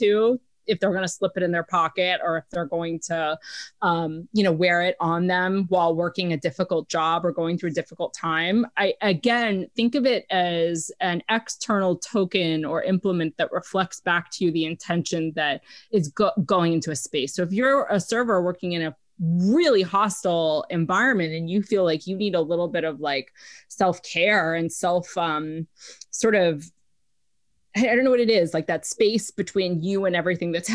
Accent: New York City, New York, United States; now in Los Angeles, United States; grew up in New York City

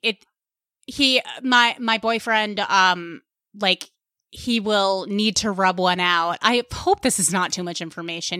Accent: Westchester County, New York, United States; accent: Long Island; I am from Westchester County

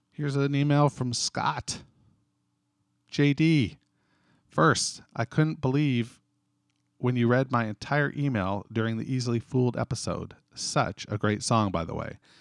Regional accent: Canada; being a Canadian, we use dot C A in Canada.

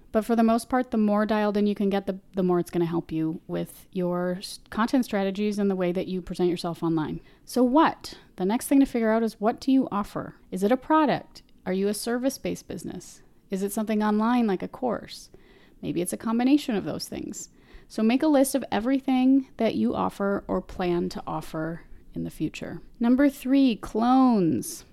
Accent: Minnesota, United States; I'm from Minnesota, so, you know, sometimes these accent things come out a little strange

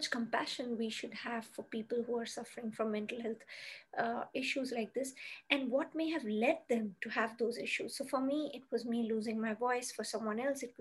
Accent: Kolkata, West Bengal, India; moved away as an adult; also born or lived in Mumbai; I moved from my hometown, which was Calcutta in India, to Mumbai.

